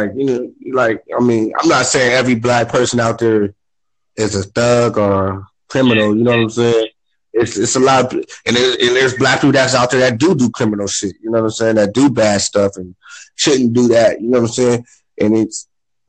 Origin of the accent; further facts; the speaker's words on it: California, United States; now in Phoenix, United States; I live out here, but I'm not from here. I'm from California